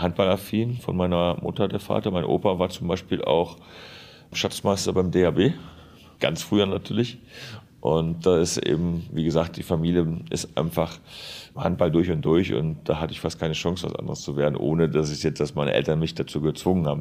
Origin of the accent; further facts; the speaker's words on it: Duisburg, North Rhine-Westphalia, Germany; moved away as an adult; also born or lived in Lemgo; Rheinhausen, wo ich halt aufgewachsen bin, wo ich herkomme